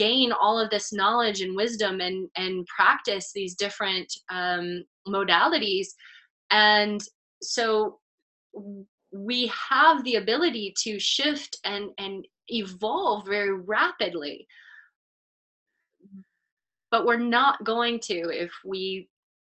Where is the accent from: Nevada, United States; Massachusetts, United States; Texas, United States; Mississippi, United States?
Texas, United States; moved away; also born or lived in New York City / Los Angeles; I grew up in Texas suburban. I moved to New York City. I lived in Los Angeles